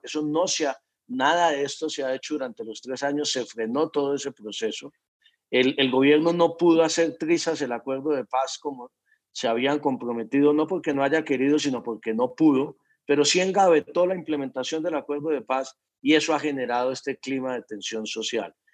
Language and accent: Spanish; Colombia; como colombiano